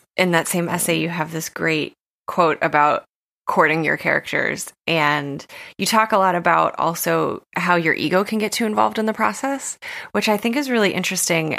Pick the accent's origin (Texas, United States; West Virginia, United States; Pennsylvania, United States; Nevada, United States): West Virginia, United States; my home state of West Virginia